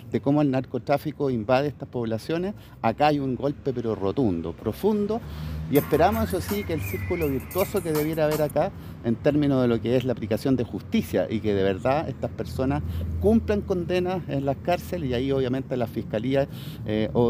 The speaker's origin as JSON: {"language": "Spanish", "town": "Los Andes", "region": "Valparaíso", "country": "Chile", "said": "Y por eso, como andinos, pero como chilenos, tenemos que agradecer a la Brigada Antinarcóticos de nuestra prefectura de Aconcagua"}